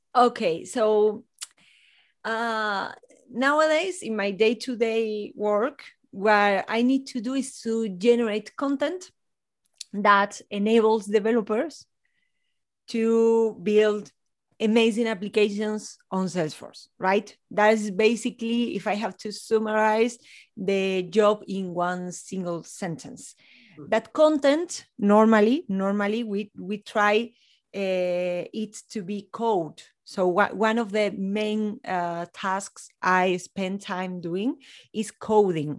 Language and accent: English; Spain; also born or lived in north of Spain / Ceuta; now in Granada, Spain; I'm from Spain. I'm based in Granada, in the south of Spain, near to the Sierra Nevada mountains